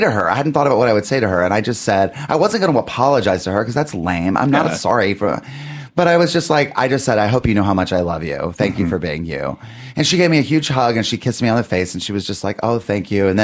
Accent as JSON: {"language": "English", "town": "Lincolnton", "region": "North Carolina", "country": "United States", "tie": "born or raised there", "also_born_or_lived": "Columbia", "moved": "yes", "said": "I was born in Columbia, but I grew up out in Lincolnton, North Carolina, which is about an hour west of Charlotte"}